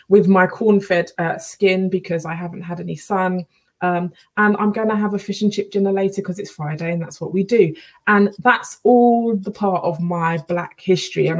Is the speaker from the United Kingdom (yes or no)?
yes; United Kingdom; I'm fiercely proud of being black British with a Caribbean heritage.